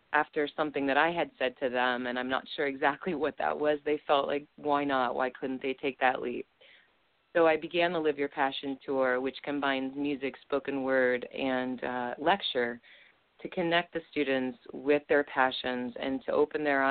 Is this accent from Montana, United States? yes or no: no; Littleton, Colorado, United States; moved away as an adult; now in New York City, United States; I was raised in Littleton, Colorado